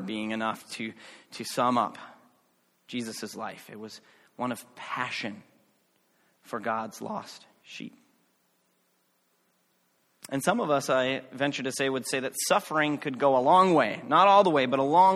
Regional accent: United States; as an American

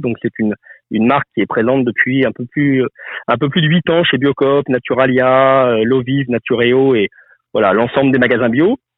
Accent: Lyon, Auvergne-Rhône-Alpes, France; je suis né à Lyon, une ville reconnue pour sa, sa gastronomie.

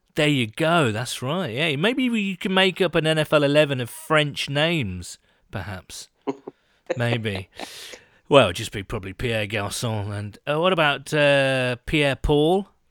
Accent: United Kingdom; being British

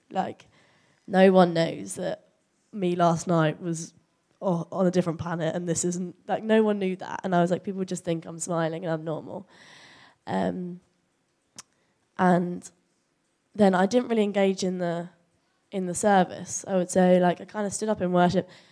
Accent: Chelmsford, East of England, United Kingdom; moved away as an adult; also born or lived in Nottingham; growing up in Chelmsford, Yeah, I went to school here

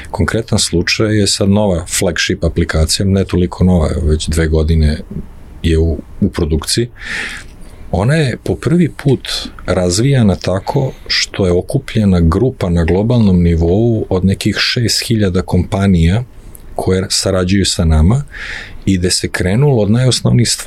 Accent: Serbia; kod nas u Srbiji

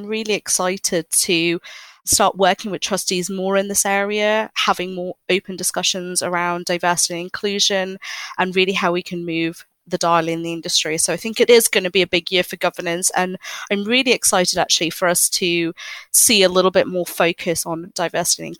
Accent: Hong Kong; I grew up in Hong Kong

